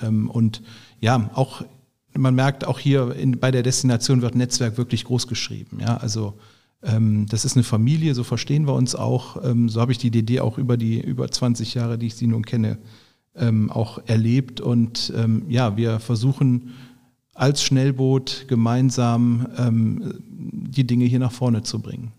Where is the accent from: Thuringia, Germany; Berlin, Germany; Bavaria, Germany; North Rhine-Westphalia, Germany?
North Rhine-Westphalia, Germany; Bergisches Land; accent: Rheinländer; moved away as an adult; also born or lived in Münster; now in Düsseldorf, Germany; ich bin im Bergischen groß geworden